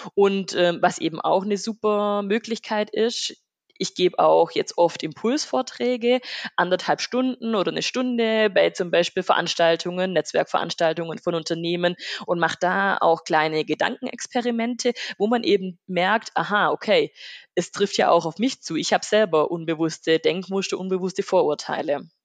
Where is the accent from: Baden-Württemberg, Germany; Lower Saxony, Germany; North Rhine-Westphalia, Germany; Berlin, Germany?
Baden-Württemberg, Germany; Rottweil district; Ich komme aus dem Landkreis Rottweil, aus einem kleinen ähm, Dorf mit 1000, 1000 Seelen